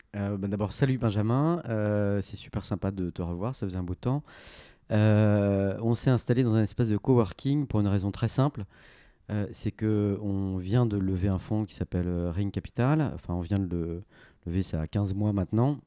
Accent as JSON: {"language": "French", "town": "Paris", "region": "Île-de-France", "country": "France", "tie": "born or raised there", "said": "j'ai fait toute ma scolarité euh, donc à Franklin, comme on l'appelle, hein, Saint-Louis de Gonzague"}